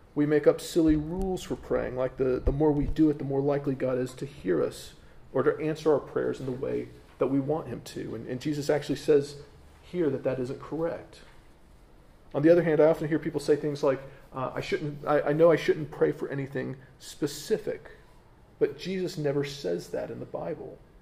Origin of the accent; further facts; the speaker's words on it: United States; as an American